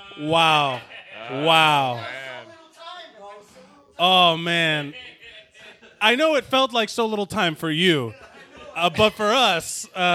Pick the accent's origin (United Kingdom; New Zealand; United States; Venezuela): United States; Miami, Florida; I'm from South Florida. I'm from Miami